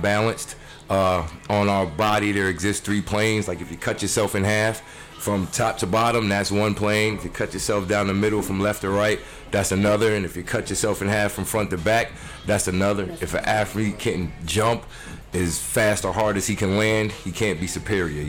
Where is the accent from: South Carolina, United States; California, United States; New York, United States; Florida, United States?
New York, United States; Poughkeepsie; accent: New York; I'm from New York